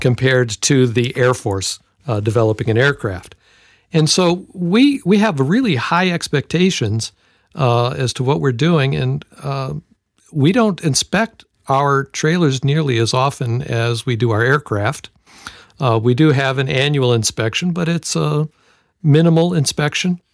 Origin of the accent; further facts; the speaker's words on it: Detroit, Michigan, United States; I grew up in Detroit